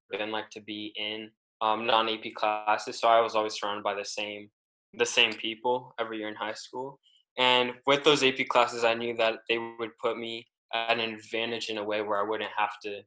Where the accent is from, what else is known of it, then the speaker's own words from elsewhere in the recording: San Jose, California, United States; I'm from San Jose, California